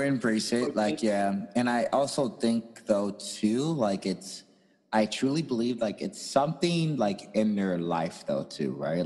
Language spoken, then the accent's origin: English; St. Louis, Missouri, United States; I'm also from St. Louis, Missouri.